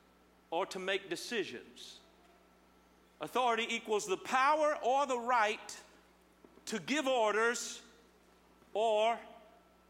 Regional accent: Terre Haute, Indiana, United States; moved away; I'm from Terre Haute, and every time I say it, they holler back

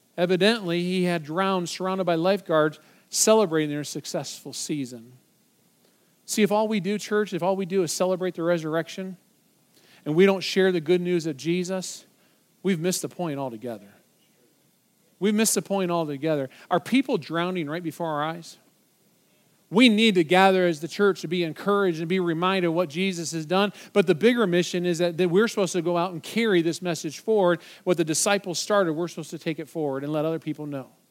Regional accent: Michigan, United States; moved away; my home state of Michigan

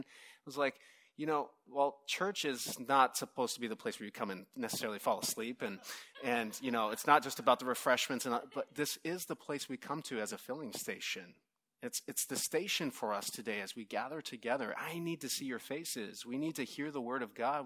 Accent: Southern California, United States; I'm from Southern California

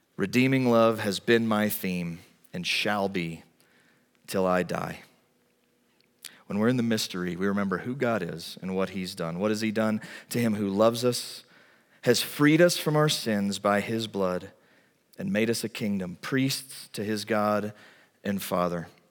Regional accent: United States; as an American

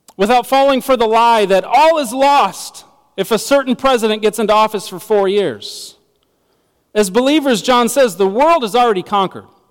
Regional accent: United States; As American citizens

